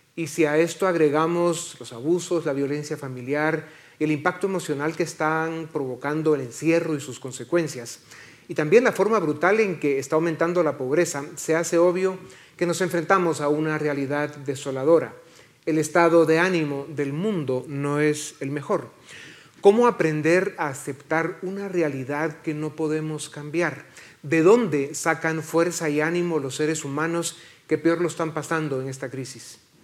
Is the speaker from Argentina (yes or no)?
no; Guatemala; somos muchos los guatemaltecos